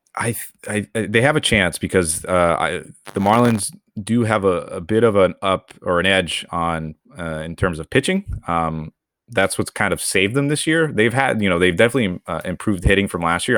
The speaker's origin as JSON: {"language": "English", "country": "Venezuela", "tie": "born or raised there", "said": "I was born in Venezuela"}